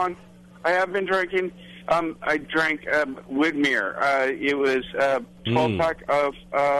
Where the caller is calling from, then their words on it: Stockton, California, United States; I'm calling from Stockton, California.